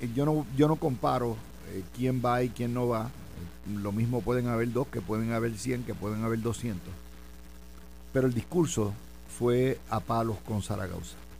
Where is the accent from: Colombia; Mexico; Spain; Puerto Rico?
Puerto Rico; Cidra; mi pueblo de Sidra